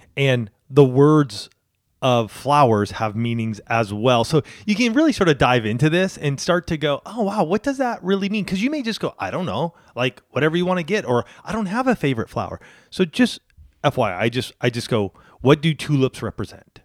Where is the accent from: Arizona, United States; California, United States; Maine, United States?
California, United States; Southern; I grew up in Southern California